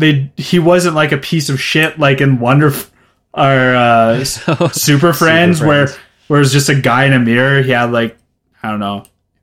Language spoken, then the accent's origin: English; Red Deer, Alberta, Canada; Not by the description they give. Not like I really don't give a shit about my hometown.